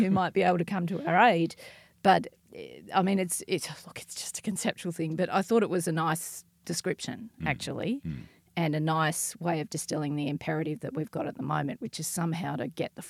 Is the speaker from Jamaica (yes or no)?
no; Ireland; I'm Irish